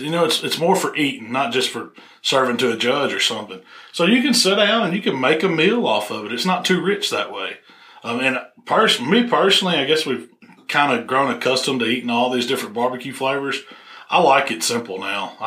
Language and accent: English; Southaven, Mississippi, United States; I was pretty much from South Haven